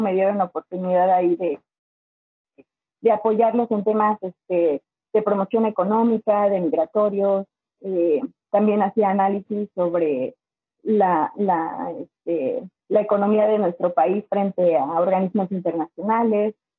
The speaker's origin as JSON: {"language": "Spanish", "town": "Zinacantepec", "region": "State of Mexico", "country": "Mexico", "tie": "born or raised there", "moved": "as an adult", "lives_now": "Michigan, United States", "said": "soy del Estado de México, de un pueblito llamado Sinacantepec. Este, siempre digo Toluca porque Sinacantepec casi nadie lo conoce. Estamos, yo creo que a 15 minutos de Toluca, pero en ese pueblito yo me creé, crecí en Santa Cruz Cautenco"}